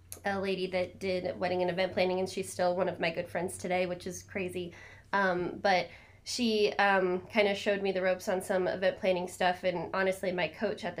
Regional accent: Spearfish, South Dakota, United States; also born or lived in Arizona / Alabama; I'm originally from Spearfish, South Dakota. I grew up here for the most part, lived in Arizona for a little bit, moved back home

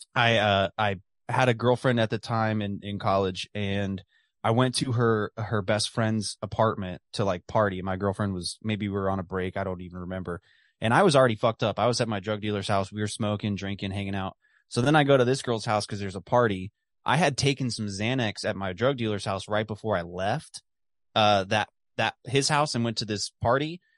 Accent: The Colony, Texas, United States; my hometown of the colony, Texas, just outside of Dallas.

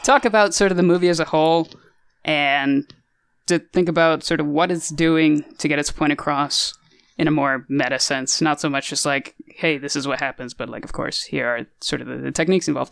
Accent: United States; we're clearly American

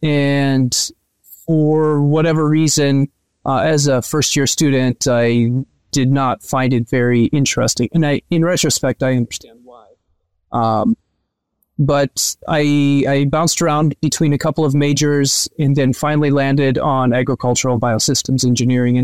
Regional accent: Northwest Iowa, United States; I grew up in Iowa. I grew up on a farm in Northwest Iowa.

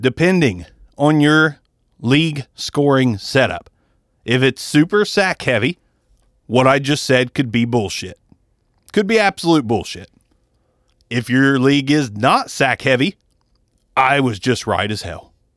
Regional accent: Ohio, United States; we're from Ohio

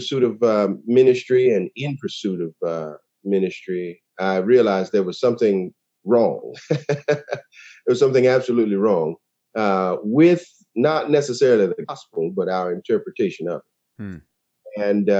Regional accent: West Palm Beach, Florida, United States; I was born in West Palm Beach, Florida, and I was a preacher's kid.

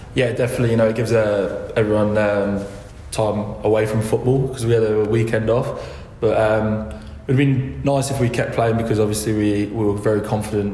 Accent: England, United Kingdom; now in Adelaide, Australia; when I was growing up in England

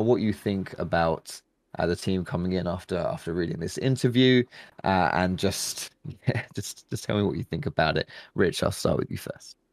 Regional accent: England, United Kingdom; we English people

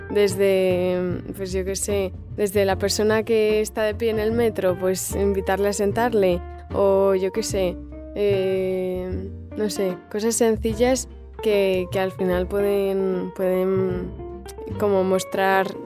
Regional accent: Madrid, Community of Madrid, Spain; eh, tengo 18 años y soy de Madrid.

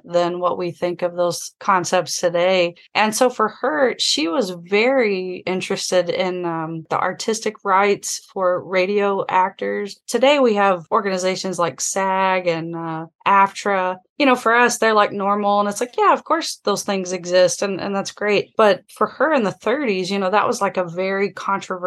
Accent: the South, United States; I'm also from the South

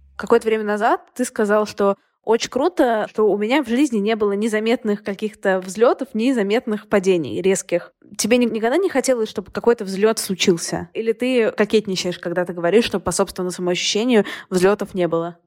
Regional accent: Saint Petersburg, Russia; also born or lived in Moscow; Я сама из Петербурга, но я прожила год в Москве

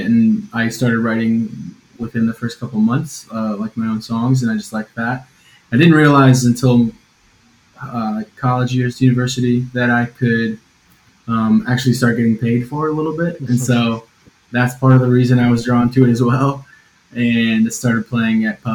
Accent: Northwest Ohio, United States; moved away as an adult; also born or lived in New York City / Washington D.C.; now in London, United Kingdom; I'm from Northwest Ohio

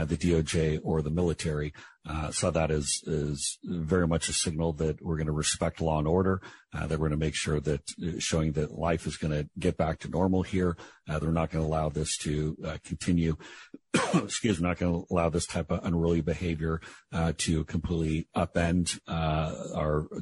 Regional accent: Seattle, Washington, United States; I was born at the Group Health Hospital on Capitol Hill in Seattle

